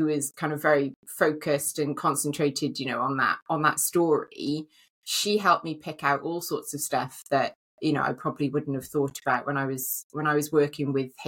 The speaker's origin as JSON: {"language": "English", "region": "Wales", "country": "United Kingdom", "said": "because I live in Wales, I'm Welsh"}